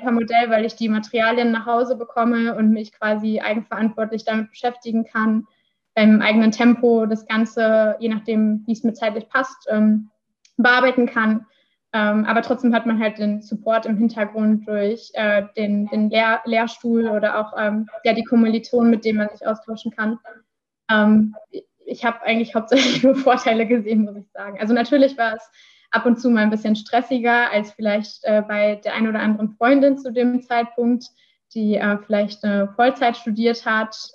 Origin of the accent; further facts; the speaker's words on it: Iserlohn, North Rhine-Westphalia, Germany; jetzt komme ich aus der Region, äh, die nah, nah an der Fernuni Hagen liegt, ähm, quasi die Nachbarstadt Iserlohn.